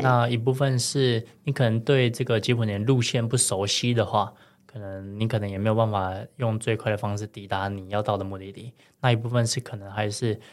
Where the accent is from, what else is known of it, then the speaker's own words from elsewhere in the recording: Taiwan; moved away as an adult; now in Cebu, Philippines; 我台湾人